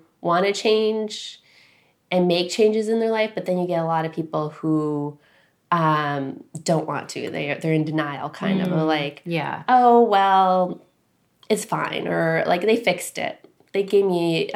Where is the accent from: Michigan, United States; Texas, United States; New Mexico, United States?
Michigan, United States; Upper Peninsula; moved away as an adult; now in New Hampshire, United States; I grew up in Michigan